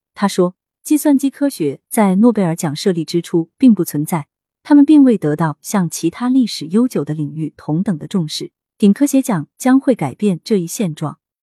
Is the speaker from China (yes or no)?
yes; northern China, China; now in Shanghai, China; 作为北方人